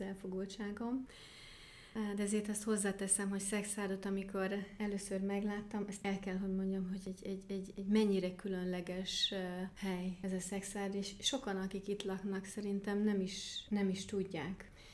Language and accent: Hungarian; near Stuttgart, Baden-Württemberg, Germany; Hungarian is a second language; also born or lived in Kakasd, Hungary / Decs, Hungary; now in Szekszárd, Hungary; Stuttgart mellett születtem, Németországban, Baden-Württembergben, és ott is nevelkedtem